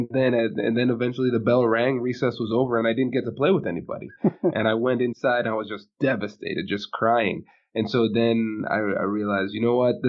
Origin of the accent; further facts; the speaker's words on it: Tiffin, Ohio, United States; also born or lived in New Jersey; And so, I was born in New Jersey. Where dad was getting his residency, finishing up his residency program. And then the first job that he got was in a small town called Tiffin, Ohio. And so that's where I grew up.